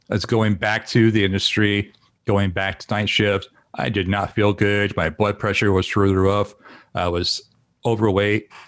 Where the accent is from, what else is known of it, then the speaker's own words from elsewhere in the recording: Indiana, United States; moved away as an adult; also born or lived in Dallas, Texas; now in Portland, United States; I grew up in Indiana, and uh, so a lot of Southern cooking, um, Kentucky, Indiana, that area.